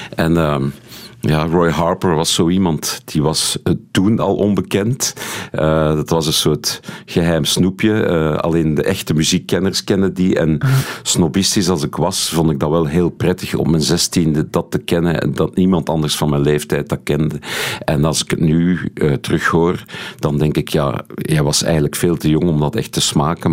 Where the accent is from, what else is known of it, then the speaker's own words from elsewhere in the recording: Steenokkerzeel, Flanders, Belgium; also born or lived in Haren, Brussels / Brussels; ik ben opgegroeid in Steenokkerzeel. Eh, nu, tot mijn zevende heb ik, eh, woonde ik in, in de gemeente Haren